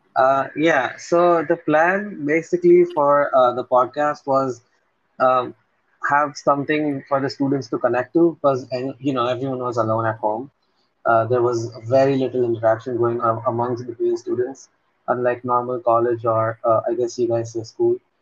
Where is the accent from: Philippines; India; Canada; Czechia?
India; Ahmedabad, Gujarat; I'm from a city called Ahmedabad.